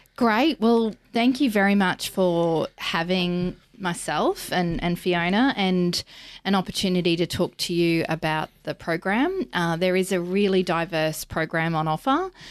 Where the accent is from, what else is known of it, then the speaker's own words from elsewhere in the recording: Mackay, Queensland, Australia; now in Brisbane, Australia; I'm from Mackay originally